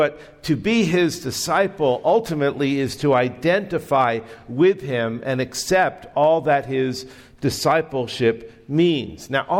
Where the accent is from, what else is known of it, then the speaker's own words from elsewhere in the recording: Texas, United States; I'm from Texas.